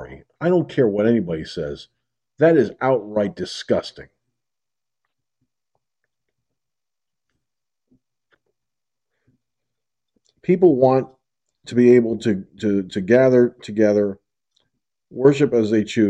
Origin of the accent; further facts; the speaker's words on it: Peekskill, New York, United States; moved away; Peekskill, my hometown